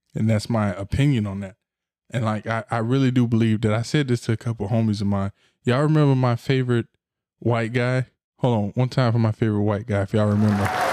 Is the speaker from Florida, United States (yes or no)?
yes; Florida, United States; I'm from Florida